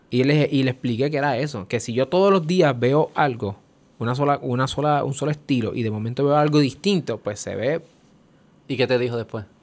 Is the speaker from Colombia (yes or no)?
yes; Cali, Valle del Cauca, Colombia; Yo soy de Calle.